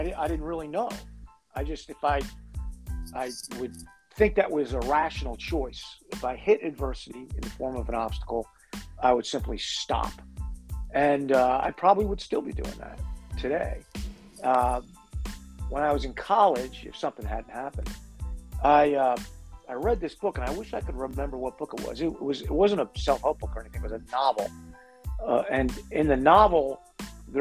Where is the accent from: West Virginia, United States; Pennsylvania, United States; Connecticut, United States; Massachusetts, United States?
Connecticut, United States; moved away as an adult; also born or lived in Boston; I'm from Connecticut, but I was in college in Boston.